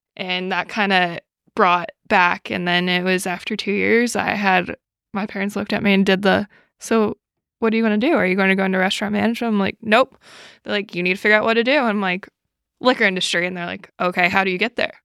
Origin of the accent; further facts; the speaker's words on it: New York City, New York, United States; moved away as an adult; also born or lived in Buffalo, New York; I grew up in New York City, and I lived in Buffalo for New six years